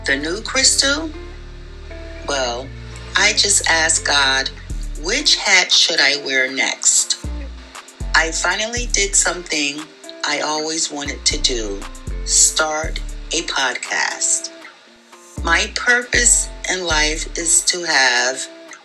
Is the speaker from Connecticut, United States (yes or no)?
yes; Hartford, Connecticut, United States; Born and raised in Hartford, Connecticut, raised by my mom, Marcia Hippolyte